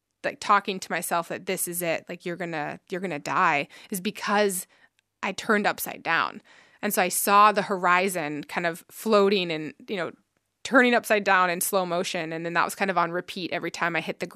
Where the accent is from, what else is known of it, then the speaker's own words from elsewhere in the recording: Colorado, United States; now in Ireland; I'm from Colorado